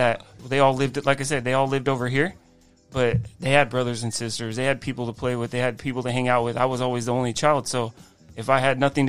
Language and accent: English; Rancho Cucamonga, California, United States; Grew up in the same house. I'm 37 years old, so I've been there for 37 years.